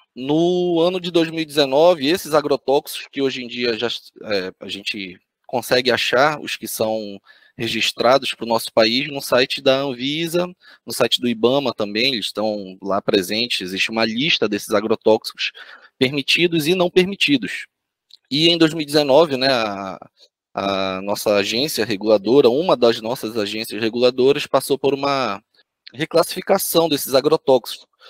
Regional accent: Belém, Pará, Brazil; moved away as an adult; now in Florianópolis, Brazil; fiz a minha graduação lá em Belém do Pará, minha cidade natal

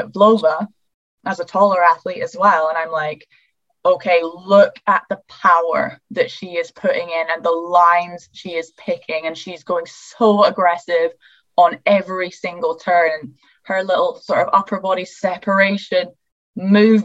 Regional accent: United Kingdom; I'm just a British girl here

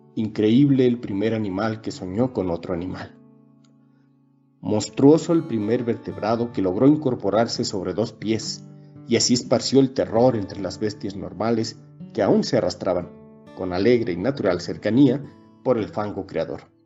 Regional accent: Mexico; soy mexicano y soy licenciado en Derecho

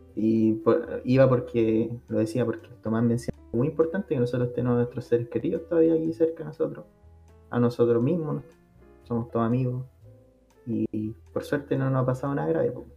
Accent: Chile

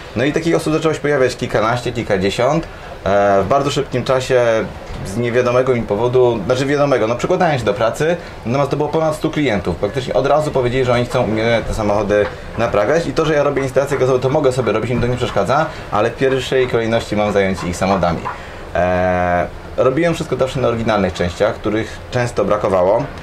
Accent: Gdańsk, Pomeranian Voivodeship, Poland; jestem z Gdańska i tutaj też mieszkam i większość czasu tutaj spędzam

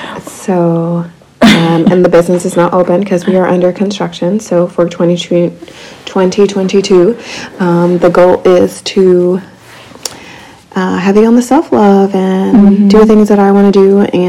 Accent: Abilene, Texas, United States; I'm from West Texas too, but Abilene.

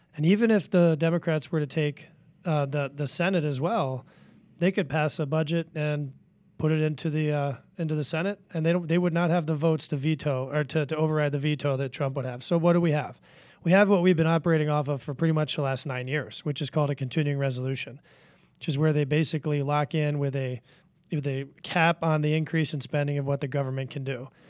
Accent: Washington, District of Columbia, United States; I grew up in Washington, D C. I grew up around politics

